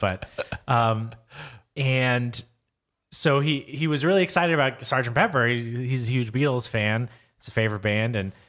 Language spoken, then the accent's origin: English; San Diego, California, United States; born there; I was born in San Diego and have some family there.